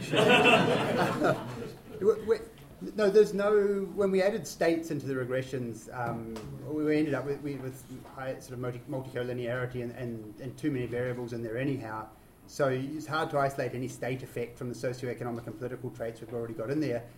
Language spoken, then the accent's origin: English; New Zealand; I'm a New Zealander